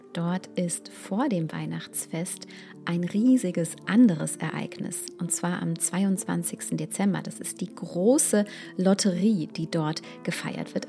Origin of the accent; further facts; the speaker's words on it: Germany; bei uns in Deutschland